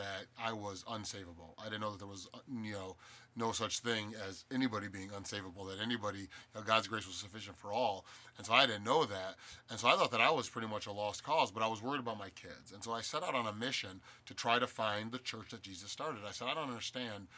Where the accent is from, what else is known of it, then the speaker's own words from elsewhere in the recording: Cleveland, Ohio, United States; Born and raised in Cleveland. I lived here up until my salvation